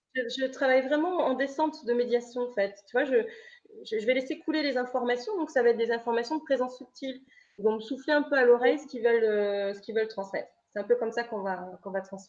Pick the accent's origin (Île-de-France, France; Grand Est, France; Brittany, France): Brittany, France; Lorient; je viens de Lorient